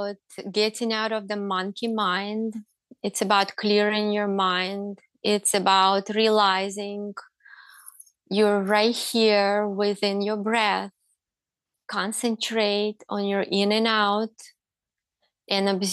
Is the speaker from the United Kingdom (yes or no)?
no; Russia; now in United States; I grew up in Russia.